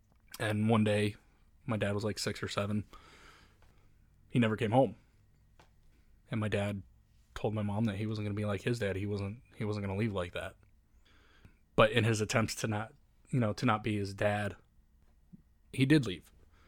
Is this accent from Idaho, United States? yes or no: no; Indiana, United States; born there; So, I grew up in... Or I guess I was born in Indiana, and my parents got divorced.